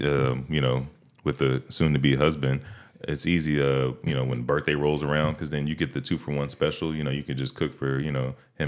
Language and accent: English; New York, United States; I was raised in the Bronx. Oh, okay, 164 okay, Woodycrest. Okay. What up? 3 blocks from the stadium.